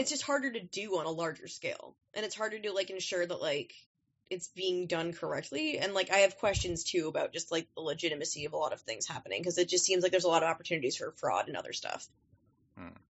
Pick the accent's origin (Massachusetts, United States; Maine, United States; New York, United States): Maine, United States; moved away; I'm um, from Maine